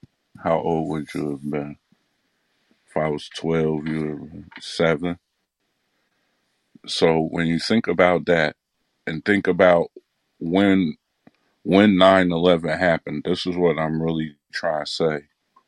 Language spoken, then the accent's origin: English; Midwest, United States; But then I also thought that I'm from the Midwest.